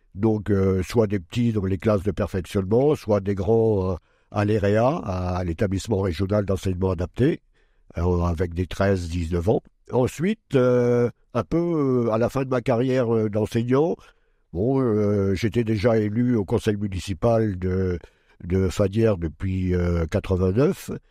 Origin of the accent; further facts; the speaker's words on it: Pas-de-Calais, Hauts-de-France, France; moved away as an adult; now in Châlons-en-Champagne, France; je suis né dans le Pas-de-Calais